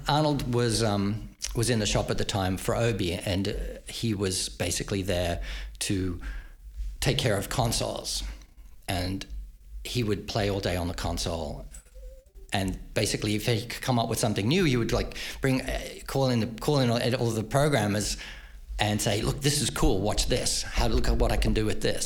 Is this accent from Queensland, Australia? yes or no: yes; Queensland, Australia; moved away as an adult; now in United States; I grew up in Queensland, Northern Australia